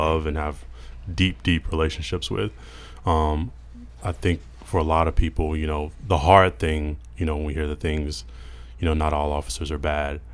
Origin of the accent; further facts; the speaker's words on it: Mississippi, United States; growing up in Mississippi